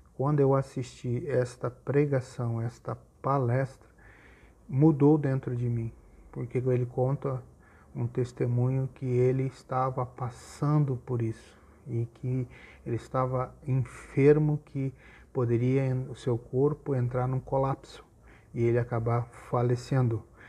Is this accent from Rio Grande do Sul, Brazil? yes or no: yes; Gaúcho, Rio Grande do Sul, Brazil; como nós gaúchos dizemos aqui